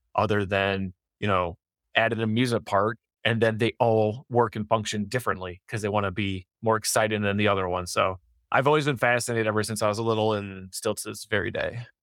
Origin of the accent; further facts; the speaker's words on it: Detroit, Michigan, United States; I'm I'm from Detroit